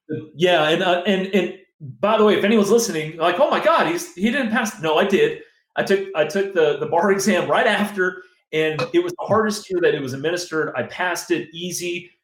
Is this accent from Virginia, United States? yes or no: yes; Northern Virginia, United States; also born or lived in Pittsburgh; I grew up in Northern Virginia